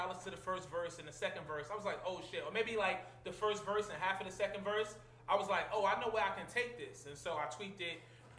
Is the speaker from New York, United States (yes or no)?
yes; New York City, New York, United States; I'm from Big Coney Island